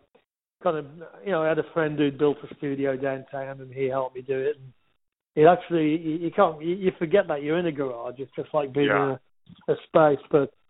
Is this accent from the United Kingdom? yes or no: yes; Wolverhampton, West Midlands, United Kingdom; now in Los Angeles, United States; He loved the fact that I was from Wolverhampton as well.